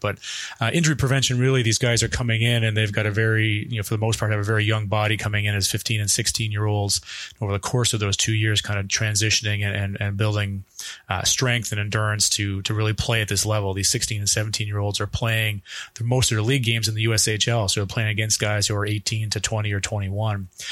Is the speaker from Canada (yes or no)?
yes; Canada; moved away as an adult; now in Michigan, United States; I'm originally from Canada and actually did most of my training there